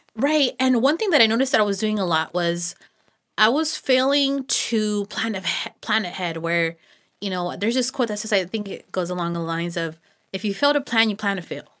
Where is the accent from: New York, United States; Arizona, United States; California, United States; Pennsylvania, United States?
California, United States; Los Banos; I was born and raised out here in Los Baños